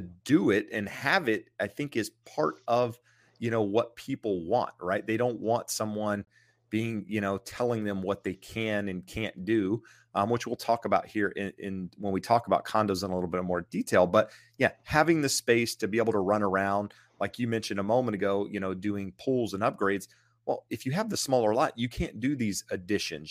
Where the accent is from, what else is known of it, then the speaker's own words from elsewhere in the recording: rural eastern North Carolina, United States; moved away; Being from rural eastern North Carolina, you have land